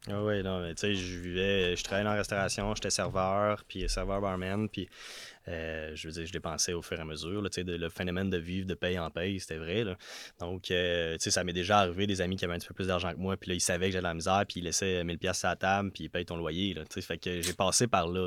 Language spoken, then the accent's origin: French; Notre-Dame-de-l'Île-Perrot, Quebec, Canada; moved away as an adult; now in Quebec City, Canada; je viens de l'ouest de Montréal, sur une petite île qui s'appelle l'île Perrault, plus précisément Notre-Dame de l'île Perrault